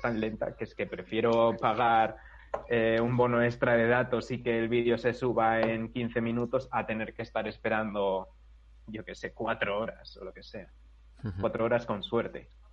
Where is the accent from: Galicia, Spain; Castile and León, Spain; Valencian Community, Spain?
Castile and León, Spain; Segovia; en mi pueblo de Segovia